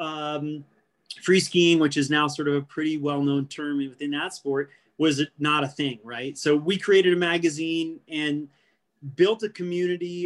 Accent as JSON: {"language": "English", "region": "New England", "country": "United States", "tie": "born or raised there", "also_born_or_lived": "New Hampshire", "moved": "as an adult", "lives_now": "Colorado, United States", "said": "My passion was writing and in particular skiing growing up in New England. And I had moved to Colorado"}